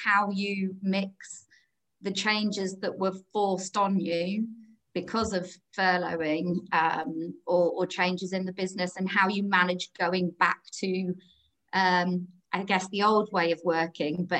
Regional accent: Harrogate, Yorkshire and the Humber, United Kingdom; moved away as an adult; also born or lived in London; I'm originally from Harrogate, but I lived down in London for 10 years or so

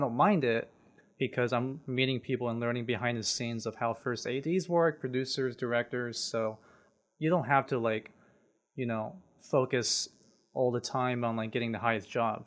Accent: San Jose, California, United States; now in Los Angeles, United States; I was born and raised in San Jose, basically Silicon Valley.

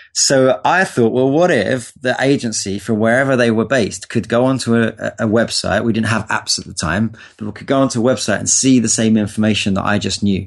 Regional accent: London, United Kingdom; now in Los Angeles, United States; I was born in North London in England. Um, had a pretty uh, regular upbringing. You know, went to school

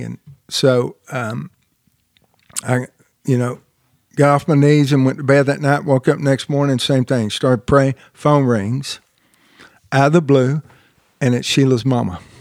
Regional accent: Marietta, Georgia, United States; moved away; also born or lived in Southern California; I was born and raised in Marietta, Marietta, Georgia

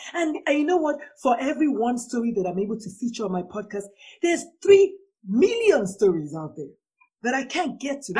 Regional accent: Nigeria; I'm a Nigerian

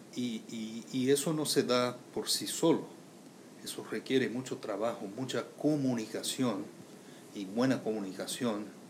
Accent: Brazil; moved away as an adult; also born or lived in United States; now in Puerto Rico; Soy de Brasil

